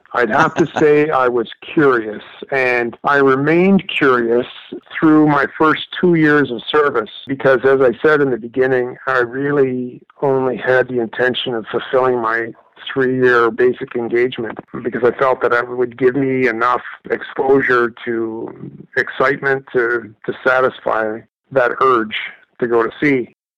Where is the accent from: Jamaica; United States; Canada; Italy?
Canada; Toronto, Ontario; Toronto is my hometown